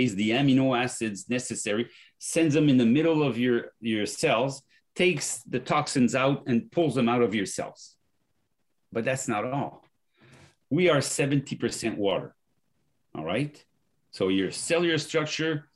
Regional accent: France; accent: French; English is a second language; moved away

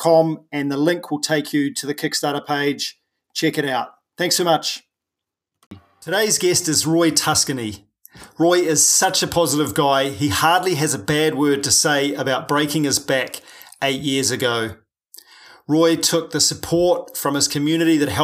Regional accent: New Zealand; I'm a paraplegic from New Zealand

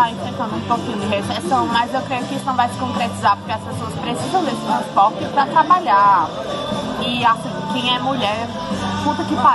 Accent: Caruaru, Pernambuco, Brazil; moved away as an adult; now in Buenos Aires, Argentina; Caruaru, que é o lugar de onde eu vim

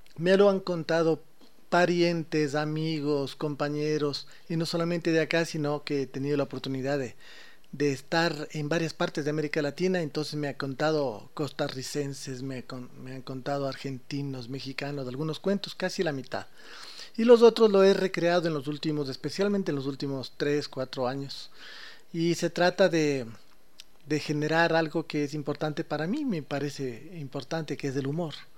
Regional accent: Ecuador; como ecuatorianos, nuestra manera de ser, nuestra manera de comportarnos

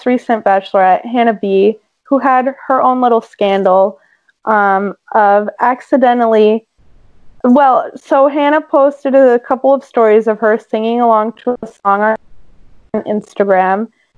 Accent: Northeast, United States; some of us from the Northeast

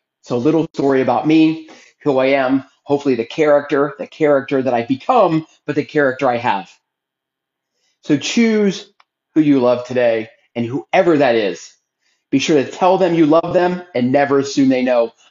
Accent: Philadelphia, Pennsylvania, United States; now in Texas, United States; I'm originally from Philadelphia

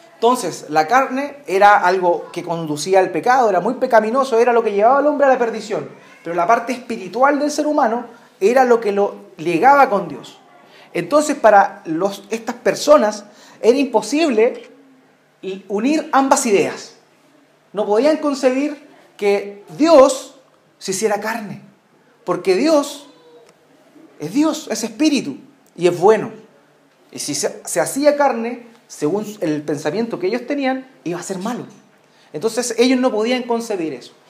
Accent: Chile; acá en Chile nosotros celebramos eh, nuestras fiestas patrias

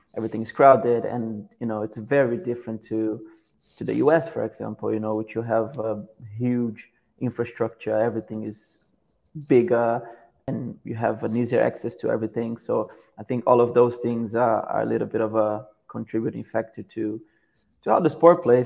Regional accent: Petrópolis, Rio de Janeiro, Brazil; moved away as an adult; now in United States; I'm from from Petropolis, Brazil, a city that is uh, 40 minutes away from from Rio de Janeiro, uh, which is probably the place everyone knows knows more. Uh, but yeah, I grew up there

